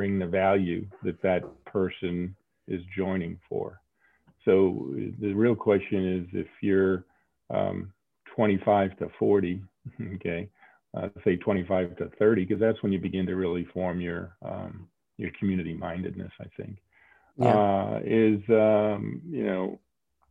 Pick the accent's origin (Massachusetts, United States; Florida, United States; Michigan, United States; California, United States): Massachusetts, United States; Saugus; moved away; also born or lived in Salem, Massachusetts; I was Saugus. Brought up in Saugus.